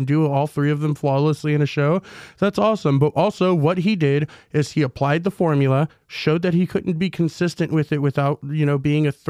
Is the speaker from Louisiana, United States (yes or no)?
no; Wisconsin, United States; I'm from Wisconsin, okay?